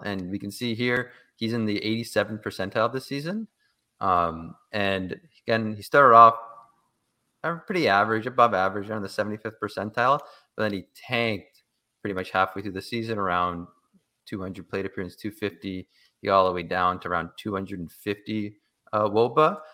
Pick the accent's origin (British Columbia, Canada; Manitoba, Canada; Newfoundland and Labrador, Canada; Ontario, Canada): Ontario, Canada; Toronto; I am from Toronto